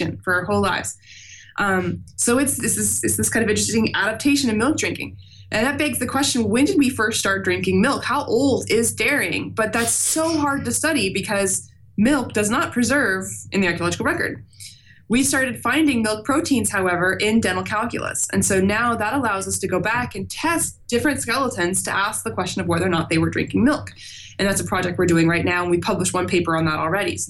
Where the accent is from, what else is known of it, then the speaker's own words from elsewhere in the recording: Overland Park, Kansas, United States; I'm from a suburb of Kansas City called Overland Park